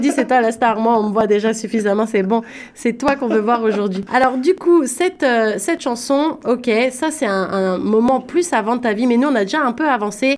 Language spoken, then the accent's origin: French; Paris, Île-de-France, France; je viens de Paris